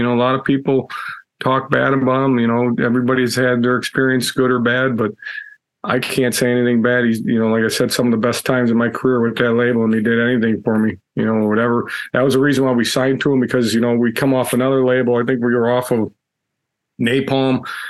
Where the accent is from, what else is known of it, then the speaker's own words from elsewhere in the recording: Chicago, Illinois, United States; Yeah, I think when we grew up in Chicago, so I kind of knew him from that, you know.